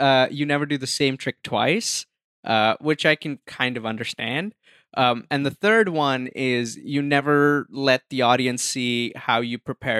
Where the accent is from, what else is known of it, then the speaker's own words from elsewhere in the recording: India; first language Hindi; English is a second language; moved away; also born or lived in Dubai; Because I grew up in India.